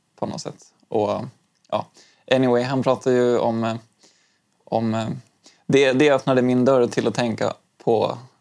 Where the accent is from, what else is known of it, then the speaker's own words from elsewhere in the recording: Stockholm, Stockholm County, Sweden; also born or lived in Umeå; jag flyttade från Umeå när jag fyllde åtta år um, och började tvåan i lågstadiet. Um, och från att jag flyttade från Umeå till Stockholm